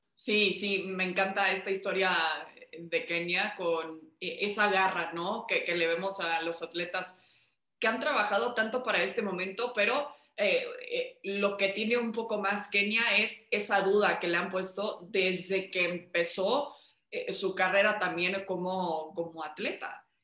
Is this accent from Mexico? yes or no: yes; Mexico; como mexicanos